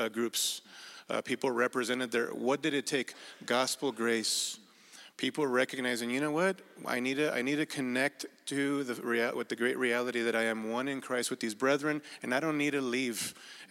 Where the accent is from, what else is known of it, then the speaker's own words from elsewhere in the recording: Mexico; now in Burbank, United States; I was born in Mexico with a Spaniard background